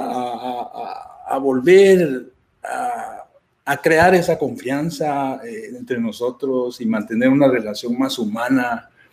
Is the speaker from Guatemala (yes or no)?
yes; Guatemala; moved away; yo soy de Guatemala